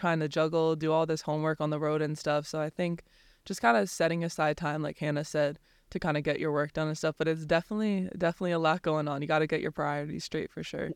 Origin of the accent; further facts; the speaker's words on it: New Jersey, United States; we're both from South Jersey